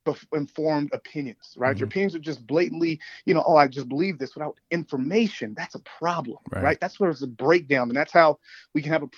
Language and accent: English; United States; I say I'm an American because I'm proud to be an American